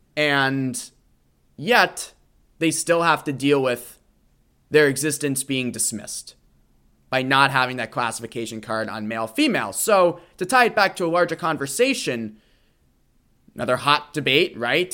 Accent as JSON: {"language": "English", "town": "Boston", "region": "Massachusetts", "country": "United States", "tie": "born or raised there", "said": "The Boston Marathon in my hometown"}